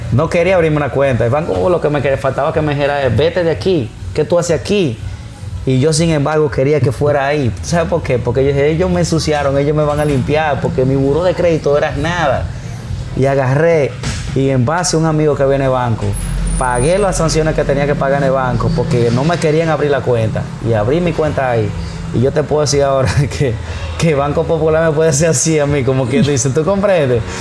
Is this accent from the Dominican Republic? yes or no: yes; Tamboril, Santiago, Dominican Republic; Yo primero abrí en Tamboril. Que está en la avenida, yo soy de Tamboril.